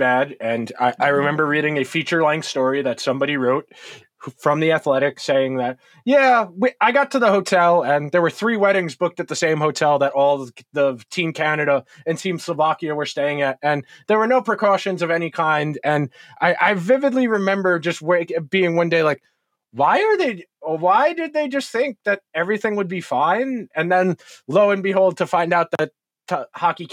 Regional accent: United States; we're American

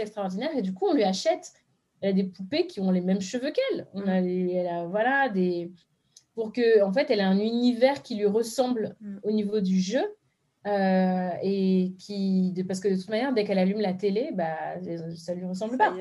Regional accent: France; je suis née de parents béninois, je suis née en France, mais du coup, j'y allais très souvent

